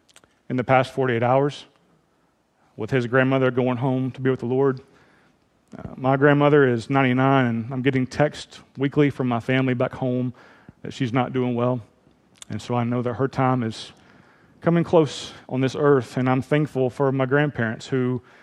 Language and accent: English; Memphis, Tennessee, United States; moved away; I grew up in Memphis, Tennessee